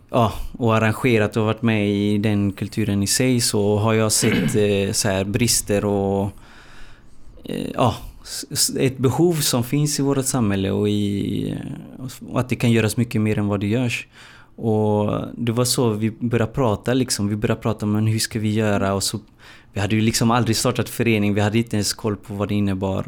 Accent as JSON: {"language": "Swedish", "town": "Gothenburg", "region": "Västra Götaland", "country": "Sweden", "tie": "born or raised there", "said": "jag är uppvuxen i, i Hammarkullen"}